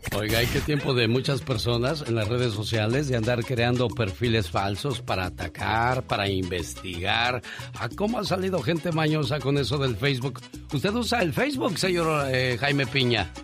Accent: Mexico

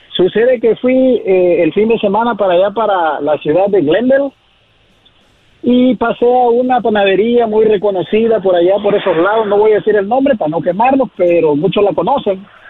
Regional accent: Acapulco, Guerrero, Mexico; now in Santa Maria, United States; de la costa chica de Guerrero, de Acapulco, Guerrero

